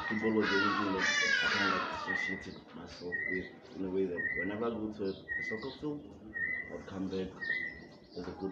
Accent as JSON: {"language": "English", "region": "Limpopo", "country": "South Africa", "moved": "yes", "lives_now": "Pretoria, South Africa", "said": "I come to Pretoria. I'm from Limpopo, Victoria."}